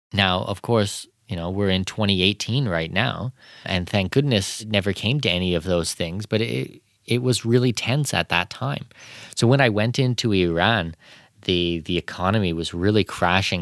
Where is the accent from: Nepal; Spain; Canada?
Canada; moved away; growing up in Canada